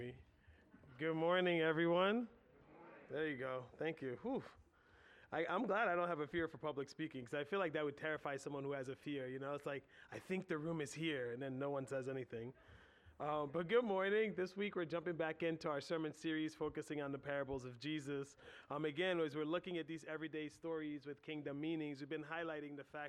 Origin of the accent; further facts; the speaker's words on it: United States; we're American